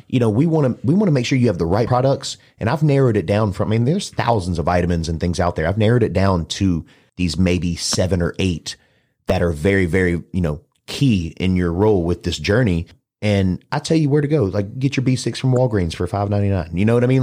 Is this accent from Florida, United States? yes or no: no; Mobile, Alabama, United States; moved away; also born or lived in Dallas, Texas; I'm from Mobile, Alabama